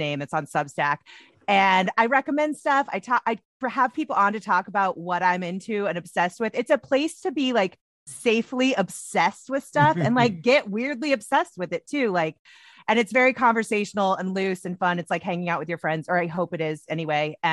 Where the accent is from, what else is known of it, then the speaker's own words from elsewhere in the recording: Indianapolis, Indiana, United States; moved away as an adult; also born or lived in New York / Los Angeles; I'm from Indiana. True. So that's first and foremost. I grew up here. I actually live back here now